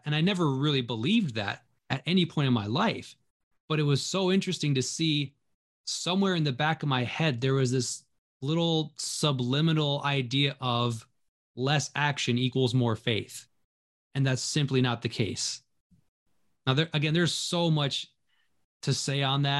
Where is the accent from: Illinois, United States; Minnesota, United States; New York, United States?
Minnesota, United States; also born or lived in Pennsylvania; So growing up, my parents demonstrated faith all the time. We moved out to Minnesota from Pennsylvania, and my dad had this job and only the promise that our family wouldn't starve and we would be loved.